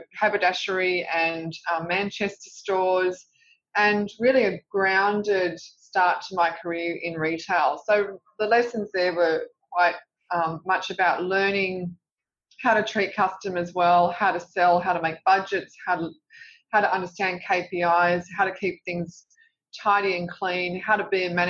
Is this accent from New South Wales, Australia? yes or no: yes; Sydney, New South Wales, Australia; I grew up in Revesby Heights, which is a suburb in southwest Sydney